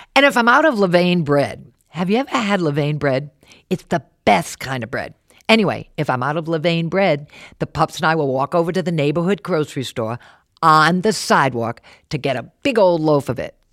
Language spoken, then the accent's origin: English; Warwick, Rhode Island, United States; also born or lived in New York City; I grew up in Warwick, left to see the world, and then came back home